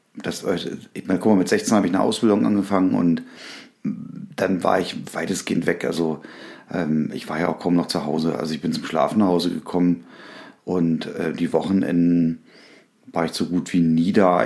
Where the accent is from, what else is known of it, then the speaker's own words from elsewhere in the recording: Berlin, Germany; ich bin ja in Berlin groß geworden